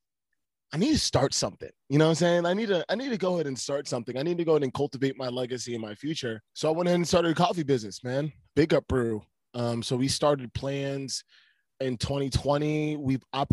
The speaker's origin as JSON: {"language": "English", "region": "Connecticut", "country": "United States", "also_born_or_lived": "Ohio", "moved": "as an adult", "said": "I'm from Connecticut originally, New England cat"}